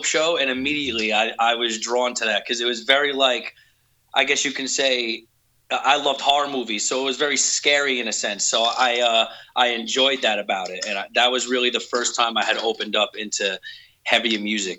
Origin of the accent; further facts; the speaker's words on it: New York City, New York, United States; moved away; I originally grew up in New York City in a shitty little place called Staten Island